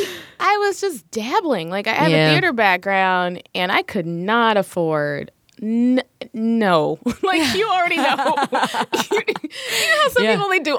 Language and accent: English; Little Rock, Arkansas, United States; moved away; Well, I grew up in Little Rock, Arkansas, blue-collar family, so my parents worked all the time